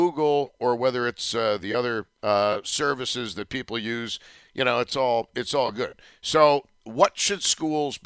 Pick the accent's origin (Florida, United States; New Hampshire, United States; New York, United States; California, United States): New York, United States; Tonawanda; the various schools I attended, Brighton Elementary, Benjamin Franklin Junior High School, Kenmore East, and then UB